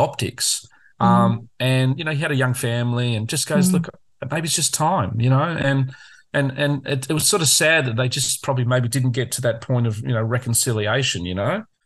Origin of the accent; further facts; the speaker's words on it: Australia; we're a convict country where Australians are historically convicts who came out from England